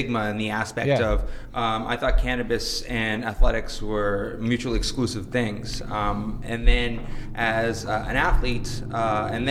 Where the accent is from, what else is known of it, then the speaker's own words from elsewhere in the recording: Canada; as a Canadian